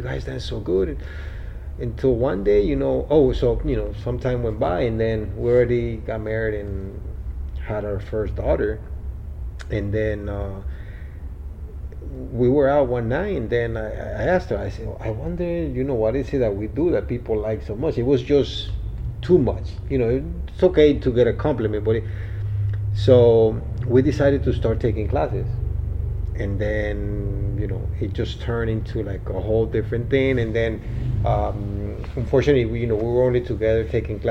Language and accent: English; Bogotá, Bogotá Capital District, Colombia; now in Miami, United States; I was born in Colombia, Bogota, Colombia.